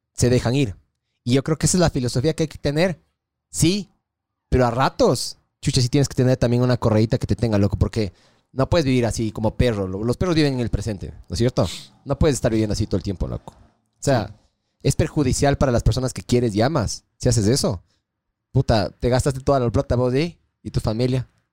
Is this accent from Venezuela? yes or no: no; Ecuador